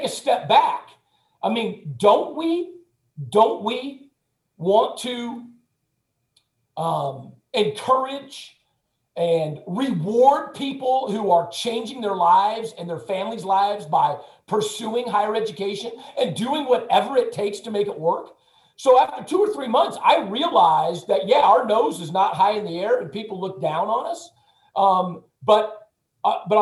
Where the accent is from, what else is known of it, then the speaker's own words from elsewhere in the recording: West Coast, United States; moved away as an adult; also born or lived in Ohio / Midwest; now in Michigan, United States; I'm originally from the West Coast